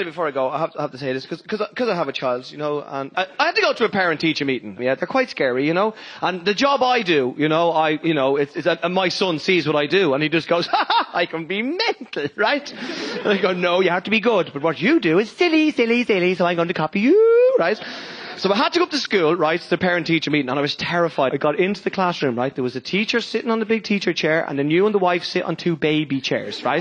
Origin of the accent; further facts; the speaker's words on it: Ireland; I am Irish